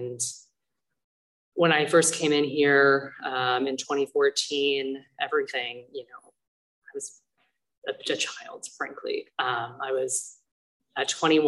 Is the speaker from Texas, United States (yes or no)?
no; Thousand Oaks, California, United States; also born or lived in Tustin, California; I'm really from Thousand Oaks, from Ventura County